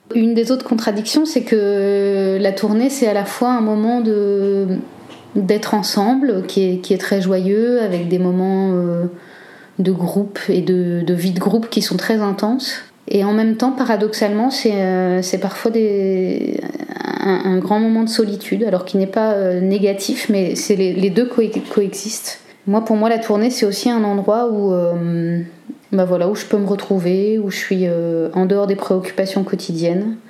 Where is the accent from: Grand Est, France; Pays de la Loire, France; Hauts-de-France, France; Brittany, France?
Hauts-de-France, France; Cambrai; moved away as an adult; also born or lived in Liège, Belgium; now in Belgium; je suis française, je viens du nord de la France, de Cambrai plus exactement